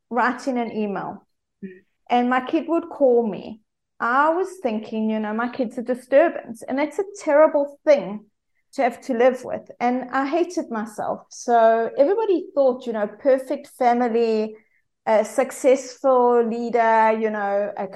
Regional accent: South Africa; accent: South African; as you can hear from my accent, I'm South African

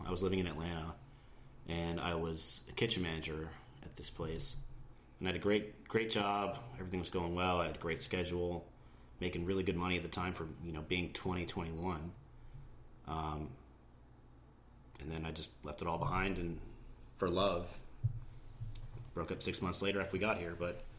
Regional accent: Barrie, Ontario, Canada; also born or lived in Toronto / Philadelphia / Georgia; now in United States; I was born in Toronto. We lived in a little suburb outside called Barrie, which was an amazing place. It was a beautiful place. I loved living there.

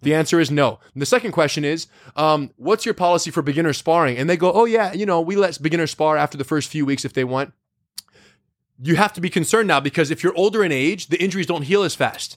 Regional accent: United States; being American-born

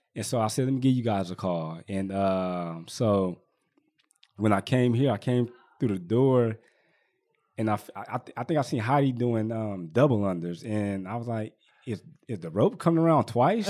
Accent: Richmond, California, United States; I was born and raised out here in Richmond

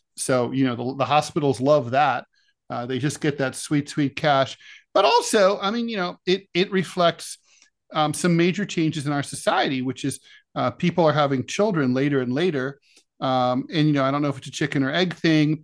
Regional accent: Ohio, United States; my home state of Ohio

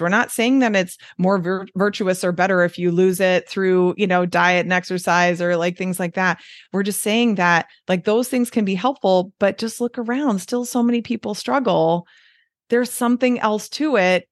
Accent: Detroit, Michigan, United States; accent: Midwestern; moved away as an adult; also born or lived in Southern California; now in Wisconsin, United States; I got my lovely Midwestern accent that I have.

